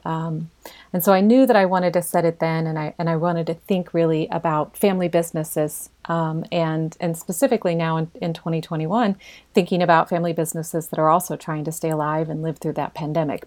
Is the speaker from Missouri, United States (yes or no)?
yes; Hannibal, Missouri, United States; I was raised in Hannibal, born there